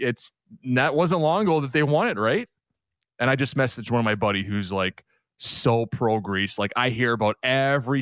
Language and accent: English; Canada; So I have dual citizenship, and it's Canadian. I'm Canadian Greek background